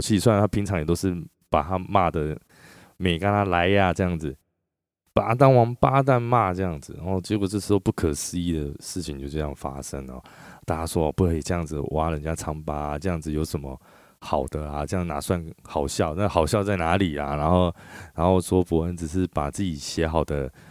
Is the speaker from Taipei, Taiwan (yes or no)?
no; Chiayi, Taiwan; 那时候我老家在嘉义啊